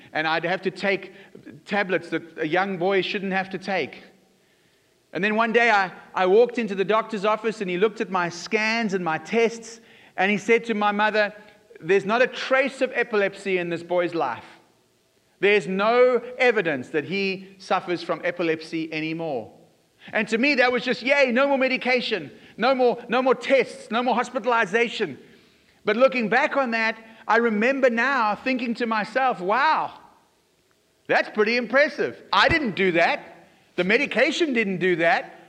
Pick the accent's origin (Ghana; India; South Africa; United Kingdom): South Africa; I was growing up in South Africa